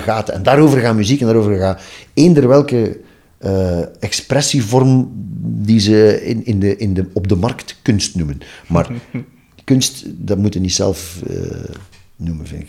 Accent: Ghent, Flanders, Belgium; also born or lived in Maarke-Kerkem, near Oudenaarde; ik ben geboren in Gent en ik heb het grootste deel van mijn leven gewoond.

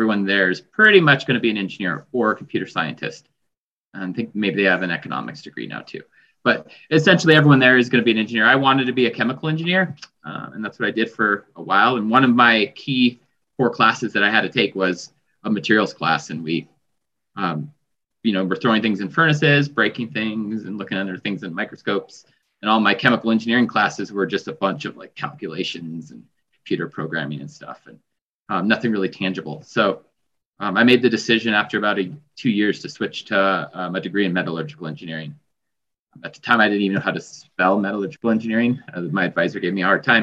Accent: Boulder, Colorado, United States; also born or lived in Sturgis, South Dakota; I grew up in Boulder, Colorado

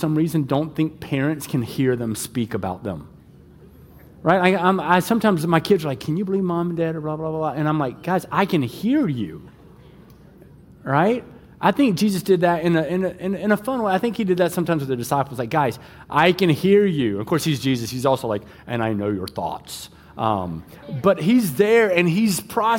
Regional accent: the South, United States; moved away; also born or lived in West Michigan; I'm from the South

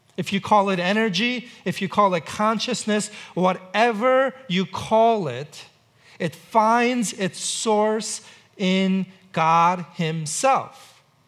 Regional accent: New York City, New York, United States; now in Seattle, United States; I grew up in New York City

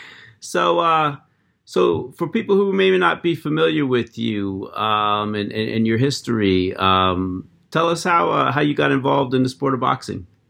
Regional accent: Erie, Pennsylvania, United States; I grew up in Pennsylvania myself. I, I, I grew up in Erie

